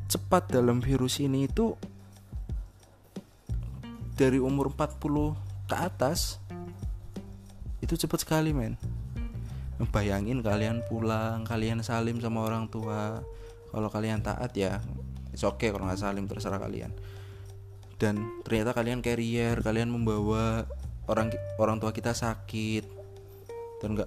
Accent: Java, Indonesia; karena saya orang Jawa hidup di Jawa

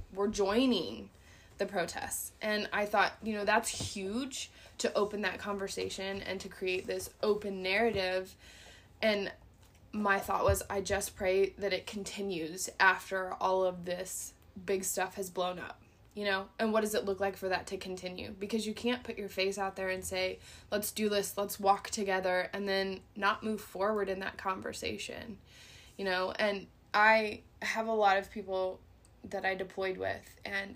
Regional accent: Southwest Kansas, United States; I grew up in Southwest Kansas in the middle of the sticks.

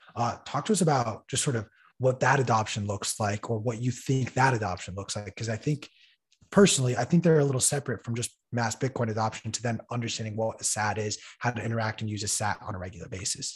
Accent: Iran; moved away; my home country of Iran

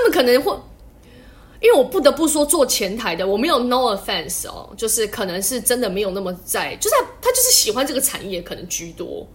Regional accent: Taiwan; now in China; 我算台湾人嘛

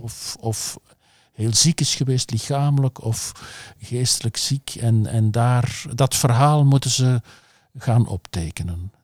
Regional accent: Flanders, Belgium; als Vlaming

